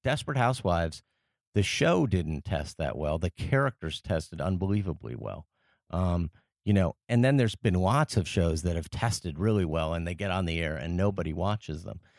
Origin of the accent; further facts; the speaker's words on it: Paris, Île-de-France, France; moved away as an adult; I grew up in France, uh, after I was, uh, ten years old.